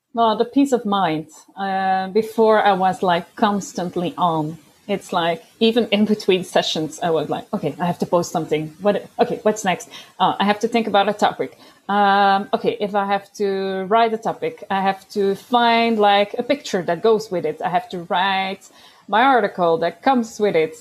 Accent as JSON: {"language": "English", "country": "Belgium", "said": "I'm from Belgium"}